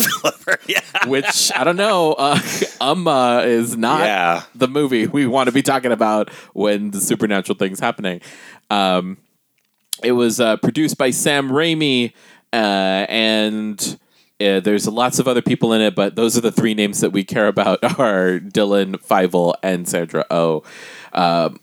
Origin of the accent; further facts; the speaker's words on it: Guam; now in United States; I am a Pacific Islander person I am from Guam